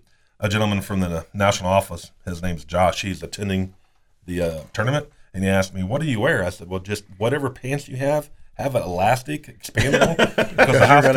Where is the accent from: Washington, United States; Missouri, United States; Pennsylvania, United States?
Missouri, United States; I'm from Missouri. Show me state.